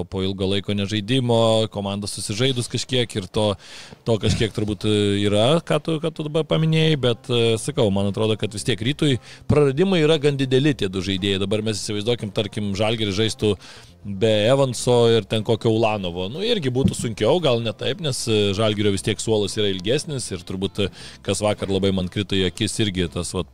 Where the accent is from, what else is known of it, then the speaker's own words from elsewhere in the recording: Vilnius, Vilnius County, Lithuania; kaip Vilnietis